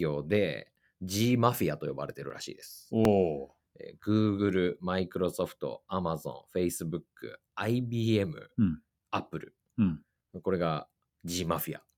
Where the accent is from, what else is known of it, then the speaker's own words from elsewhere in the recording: Iwate, Japan; うちの地元